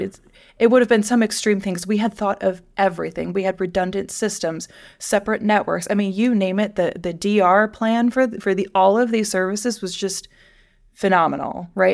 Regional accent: Midwest, United States; I grew up in the Midwest.

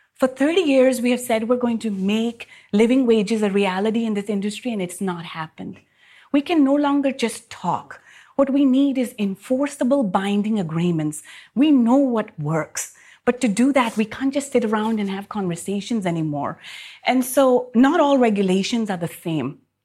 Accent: Pakistan; moved away; my home country in Pakistan

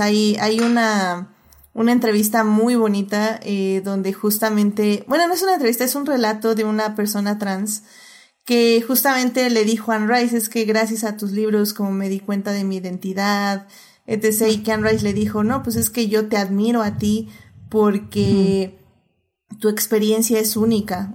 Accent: Mexico; como mexicanos, como personas que vivimos en México

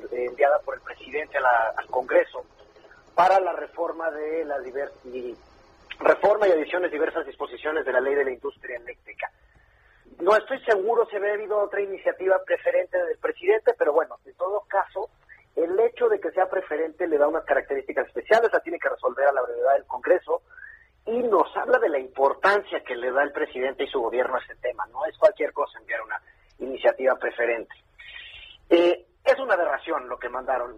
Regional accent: Mexico

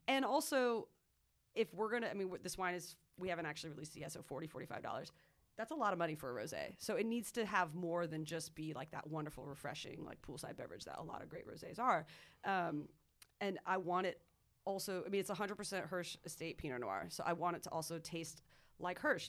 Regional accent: Marin County and Sonoma County, California, United States; also born or lived in Santa Cruz, California; I grew up in Marin County in Sonoma County

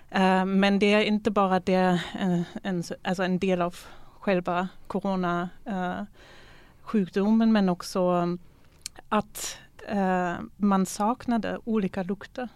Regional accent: Germany; moved away; Jag är ju född ifrån DDR

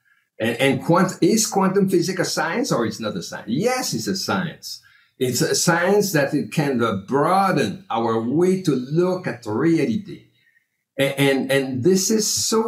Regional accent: Canada; now in United States; I'm coming from Canada

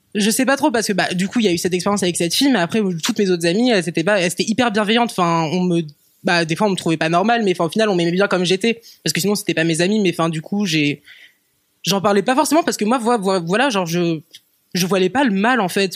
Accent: Rennes, Brittany, France; J'ai grandi à Rennes, euh, en Bretagne.

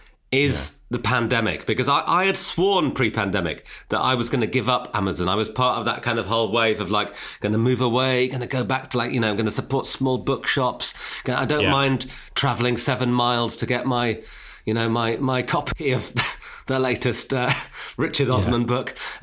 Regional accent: Newcastle upon Tyne, North East England, United Kingdom; We grew up in Newcastle and, like, he had a Geordie accent. I didn't have a Geordie accent.

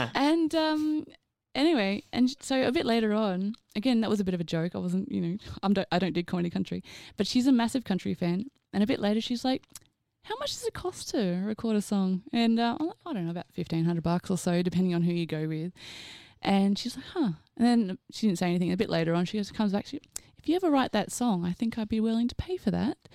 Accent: Australia; also born or lived in Queensland; I'm Australian.

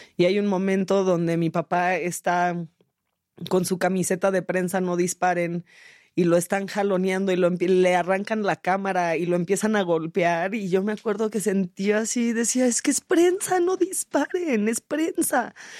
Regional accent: San Jose, California, United States; moved away; also born or lived in Mexico City, Mexico; yo fui criada en San José, California, en el pueblito de San José, California

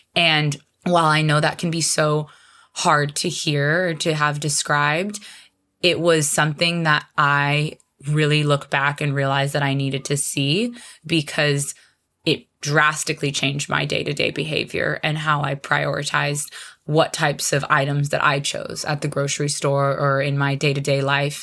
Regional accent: Arizona, United States; moved away as an adult; now in Hawaii, United States; I'm actually originally from Arizona, which is a landlocked state

